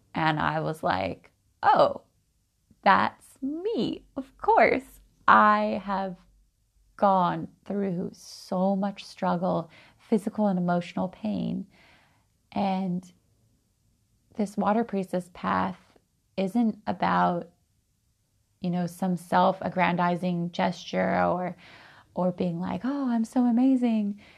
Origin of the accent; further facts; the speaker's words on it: Oregon, United States; Growing up in Oregon, I've always been a bit eccentric